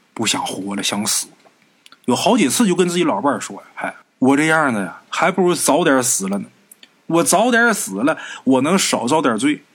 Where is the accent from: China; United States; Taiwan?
China; Northeast China; 这种情况过去啊，在咱们东北啊，比较常见